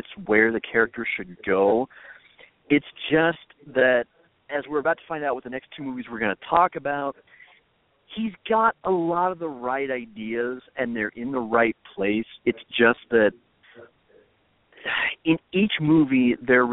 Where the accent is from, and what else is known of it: Minnesota, United States; born or raised there